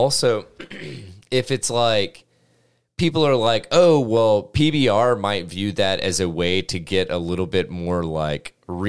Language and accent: English; Tennessee, United States; we're from Tennessee